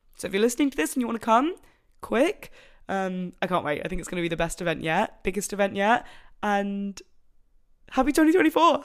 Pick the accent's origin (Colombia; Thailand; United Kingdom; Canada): United Kingdom; Broadstairs, South East England; moved away as an adult; now in Manchester, United Kingdom; Broadstairs prints, which is my hometown